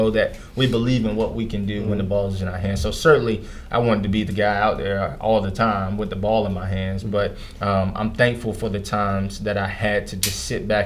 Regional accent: Durham, North Carolina, United States; my hometown in Durham, North Carolina

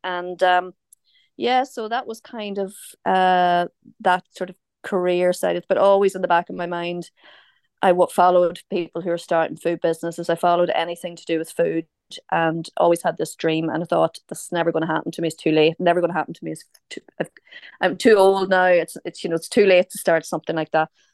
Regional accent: Omagh, Northern Ireland, United Kingdom; accent: Northern Irish; moved away as an adult; also born or lived in Dublin, Ireland / London, England / Crosskeys, County Meath, Ireland; now in County Meath, Ireland; I'm from, I'm from Oma. Um, I'm a Tyrone woman originally.

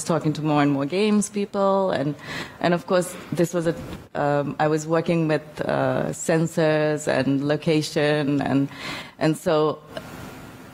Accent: Male, Maldives; This is where I'm from. I'm from the Maldives, and this is my island, Male.

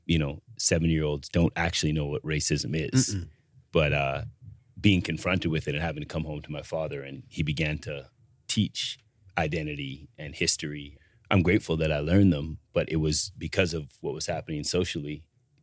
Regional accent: interior of British Columbia, Canada; I grew up in the interior of British Columbia

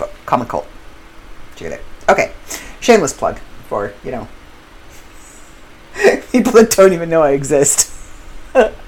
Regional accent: Canada; I do come from an English background, and I am Canadian

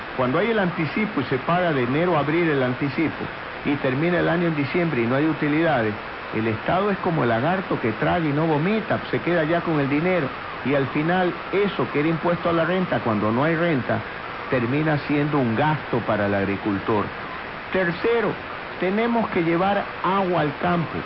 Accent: Guayaquil, Guayas, Ecuador; Soy ecuatoriano, mi padre nació en Quito, mi madre en Puerto Viejo, yo en Guayaquil. Y como muchos guayaquileños soy orgulloso de esta bella ciudad

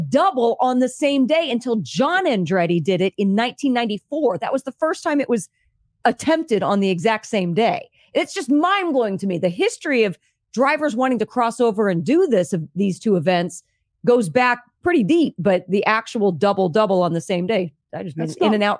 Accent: Indianapolis, Indiana, United States; I mean, I grew up in Indianapolis

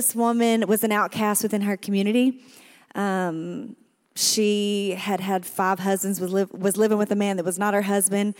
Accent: El Dorado, Arkansas, United States; I was born and raised in El Dorado, Arkansas

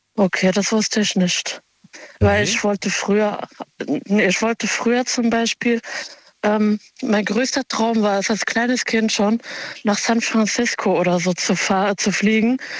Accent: Germany; also born or lived in Offenbach / Mainz; ich bin Marokkanerin und bin aber hier geboren und aufgewachsen

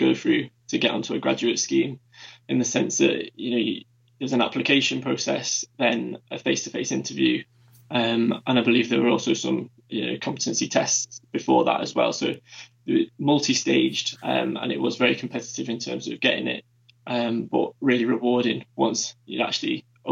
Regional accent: Manchester, North West England, United Kingdom; also born or lived in Durham; I was born and raised in Manchester before leaving for a short spell just for university, and then returned for the working world

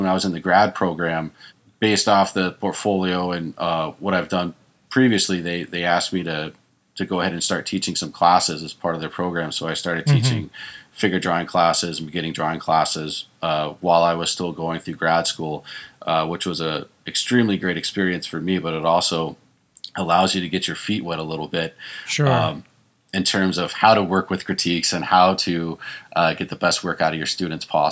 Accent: Texas, United States; moved away as an adult; now in California, United States; I grew up in Texas

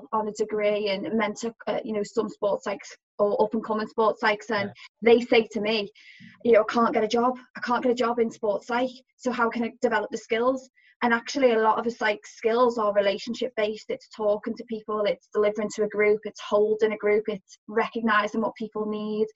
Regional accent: Liverpool, North West England, United Kingdom; being a Scouser

